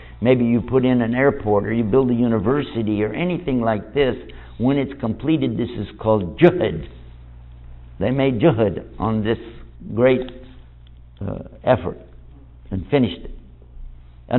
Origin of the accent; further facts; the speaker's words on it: Texas, United States; I'm from Texas. If you know my personality, I act like somebody from Texas. You know why? Because that's where I'm from.